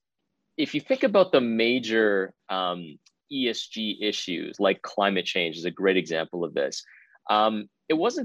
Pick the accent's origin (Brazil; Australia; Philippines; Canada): Canada; Richmond Hill, Ontario; I'm from Richmond Hill, just north of the city of Toronto